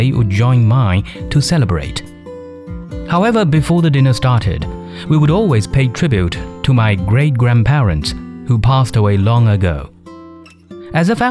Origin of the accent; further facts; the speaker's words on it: Zhejiang, China; I come from eastern China's Zhejiang province